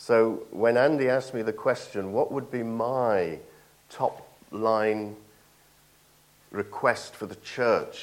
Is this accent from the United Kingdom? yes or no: yes; Nottingham, East Midlands, United Kingdom; moved away; I'm from Nottingham